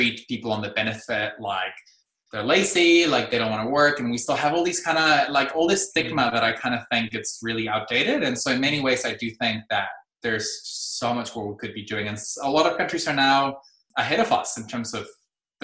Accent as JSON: {"language": "English", "town": "Tijuana", "region": "Baja California", "country": "Mexico", "moved": "as an adult", "lives_now": "New Zealand", "said": "I'm a first generation immigrant from Mexico. I've been here in Aotearoa since 2006"}